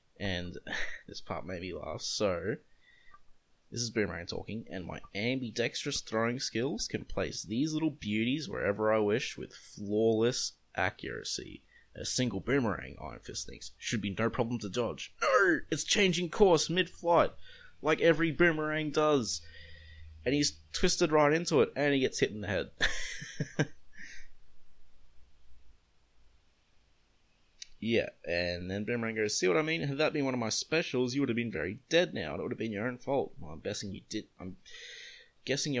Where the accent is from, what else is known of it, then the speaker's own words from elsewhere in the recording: Australia; As an Australian